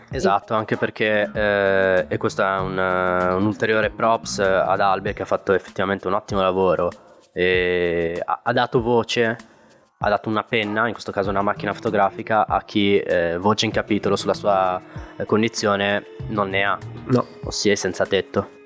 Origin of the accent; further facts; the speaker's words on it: Morocco; moved away; io che sono nato in Marocco